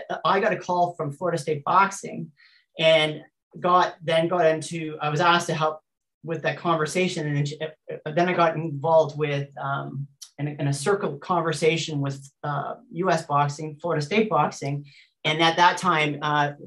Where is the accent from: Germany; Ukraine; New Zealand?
New Zealand; I'm also a New Zealander. I'm a New Zealander